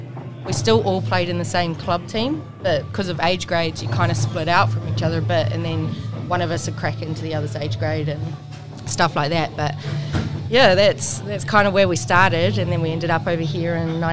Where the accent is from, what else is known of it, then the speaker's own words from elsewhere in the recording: Hervey Bay, Queensland, Australia; moved away; Born and raised in Hervey Bay, Queensland, which it's about 3.5-4 hours north of Brisbane.